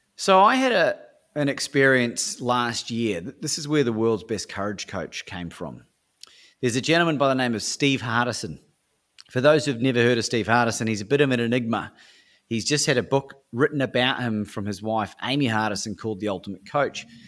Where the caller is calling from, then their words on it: Melbourne, Victoria, Australia; I'm calling from Melbourne, Australia at the time.